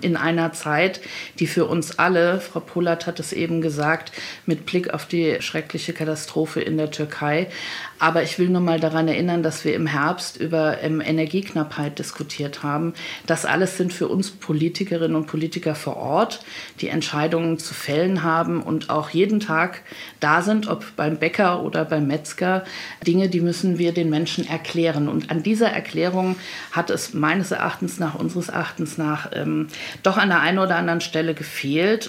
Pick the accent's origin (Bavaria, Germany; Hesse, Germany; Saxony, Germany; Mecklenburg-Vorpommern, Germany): Hesse, Germany; ich komme aus Hessen, mein Kinzigkreis liegt in Hessen